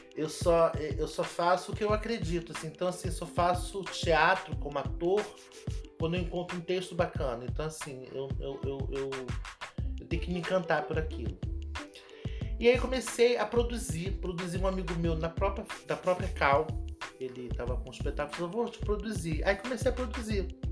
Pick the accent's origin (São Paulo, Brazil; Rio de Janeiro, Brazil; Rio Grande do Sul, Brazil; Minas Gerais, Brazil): Rio de Janeiro, Brazil; Eu sou daqui do Rio de Janeiro